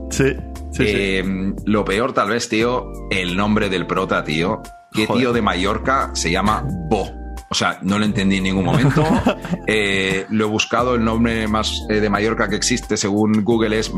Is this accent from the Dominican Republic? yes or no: yes; Dominican Republic; soy dominicana también.